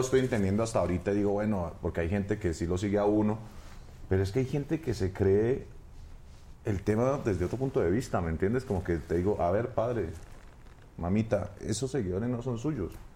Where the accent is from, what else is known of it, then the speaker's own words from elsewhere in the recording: Bogotá, Colombia; Yo soy de Bogotá. De Bogotá. Yo nací en la capital.